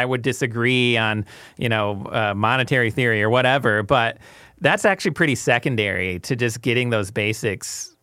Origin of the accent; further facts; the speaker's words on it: Grand Rapids, Michigan, United States; I grew up in Grand Rapids, isn't a big city, but it's not small either